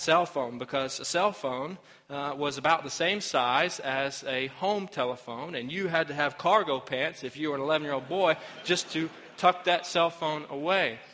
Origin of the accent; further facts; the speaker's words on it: Arkansas, United States; my home state of Arkansas